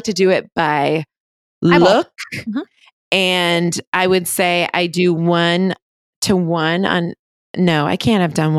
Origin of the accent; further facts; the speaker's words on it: Connecticut, United States; I'm from Connecticut, pretty small town